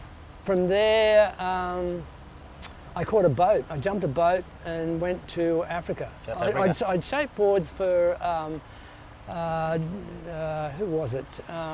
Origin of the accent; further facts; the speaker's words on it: St Marys, New South Wales, Australia; also born or lived in Sydney / Randwick; I was first in Sydney till I was five, I think, six. And then we actually moved to a farm in St Mary's, which is just near Penrith, below the Blue Mountains there. And I was there till I was, I think, about 11.